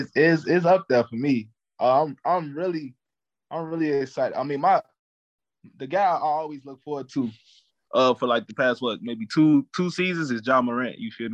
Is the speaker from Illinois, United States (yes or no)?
yes; Chicago, Illinois, United States; But I got to bring it back to my hometown, Chicago Bulls.